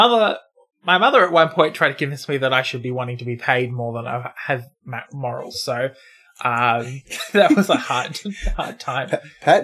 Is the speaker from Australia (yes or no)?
yes; Australia; my home state